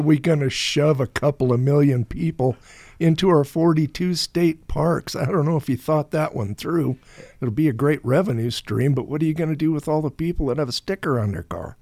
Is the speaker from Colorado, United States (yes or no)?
yes; Lakewood, Colorado, United States; also born or lived in Grand Junction, Colorado; We moved to Grand Junction from Lakewood when I was 12 to take over the candy business